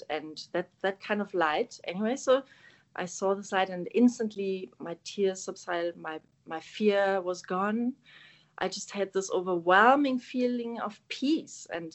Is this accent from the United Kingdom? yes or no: no; Germany; first language German; English is a second language; moved away as an adult; now in South Africa; I'm German. So I was born and raised in Germany, Northern Germany, close to Hamburg